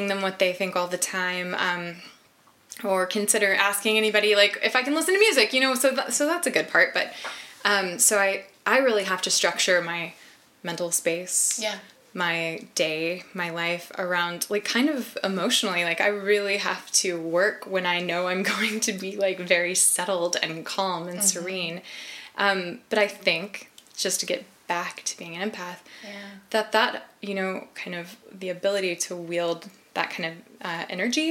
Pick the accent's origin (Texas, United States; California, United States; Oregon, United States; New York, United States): Texas, United States; now in Pacific Northwest, United States; I'm from Texas. I live in the Northwest now